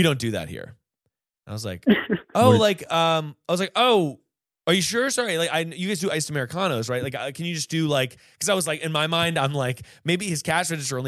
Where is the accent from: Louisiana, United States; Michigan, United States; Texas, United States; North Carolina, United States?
North Carolina, United States; moved away; also born or lived in New York City; I'm from North Carolina. I was home visiting my friends